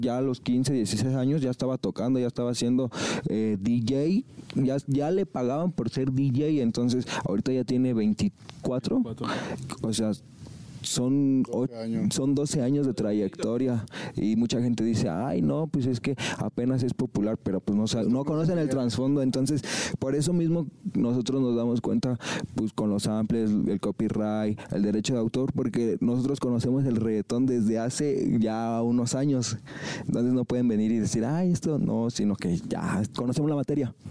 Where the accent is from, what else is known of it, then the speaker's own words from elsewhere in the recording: eastern Mexico City area, State of Mexico, Mexico; nosotros somos del oriente de la Ciudad de México, en el Estado de México